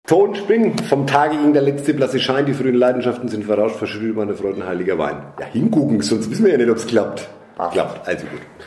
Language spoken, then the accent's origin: German; Nuremberg, Bavaria, Germany; in Nürnberg geboren, zur Schule gegangen, zu studiert und wenn alles gut läuft, dann sterbe ich hier wahrscheinlich auch. Also äh, klassische Form von Sozialisation mitten in Nürnberg